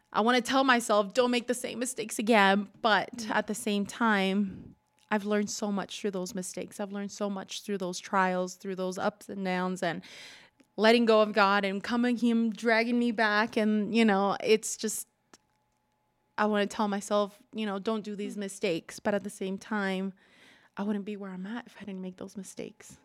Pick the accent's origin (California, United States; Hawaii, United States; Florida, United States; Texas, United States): California, United States; Culver City; moved away as an adult; also born or lived in Utah; I grew up in California, born in and raised there till I moved to Utah when I was 23